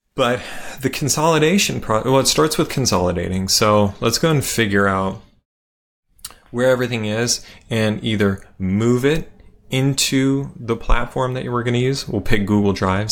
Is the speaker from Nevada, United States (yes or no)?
yes; Las Vegas, Nevada, United States; I grew up in Las Vegas